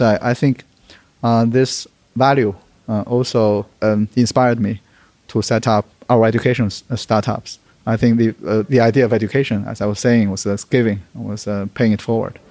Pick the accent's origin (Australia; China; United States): China; Beijing; moved away; also born or lived in United Kingdom / London; always wanted to do some service to my hometown as well. I was born in Beijing